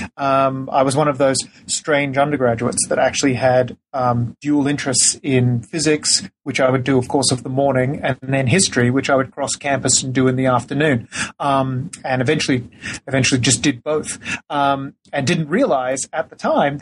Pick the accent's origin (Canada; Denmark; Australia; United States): Australia; moved away; I'm originally from Australia